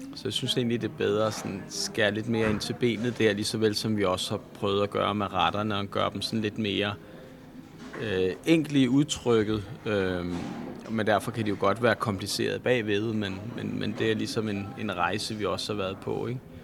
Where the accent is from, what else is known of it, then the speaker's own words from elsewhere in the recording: Bornholm, Capital Region of Denmark, Denmark; jeg kommer fra Danmark eller jeg kan sige, at jeg kommer fra Bornholm